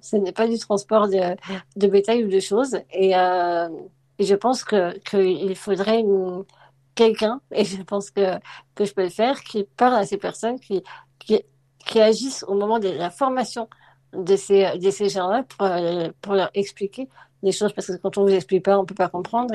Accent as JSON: {"language": "French", "town": "Lyon", "region": "Auvergne-Rhône-Alpes", "country": "France", "tie": "born or raised there", "also_born_or_lived": "Vénissieux / Drôme", "moved": "as an adult", "said": "Je suis née à Vénissieux, mais j'ai grandi à Lyon. au centre de Lyon"}